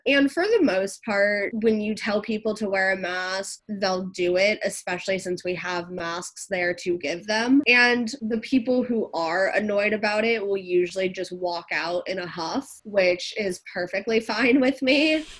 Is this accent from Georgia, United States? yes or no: yes; Atlanta, Georgia, United States; also born or lived in San Diego; I was born and raised here in Atlanta, Georgia, and I moved to San Diego for college